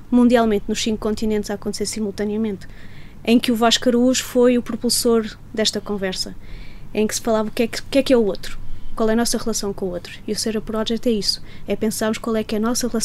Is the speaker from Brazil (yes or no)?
no; South Africa; now in Portugal; Vim da África do Sul para Portugal.